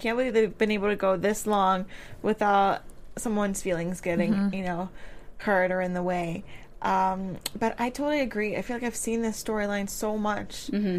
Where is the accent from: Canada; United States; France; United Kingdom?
France; Paris, Île-de-France; moved away; I grew up in Paris